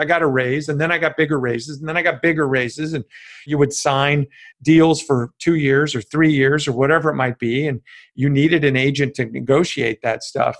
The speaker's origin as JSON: {"language": "English", "town": "Chicago", "region": "Illinois", "country": "United States", "tie": "born or raised there", "said": "I grew up in Chicago, a small family, mom, dad, and one brother. I grew up in the West Suburbs"}